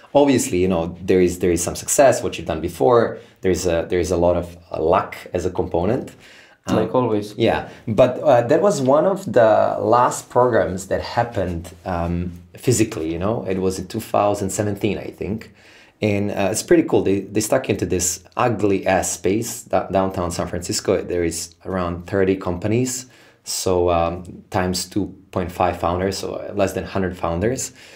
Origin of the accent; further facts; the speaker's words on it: Serbia; born and raised in Serbia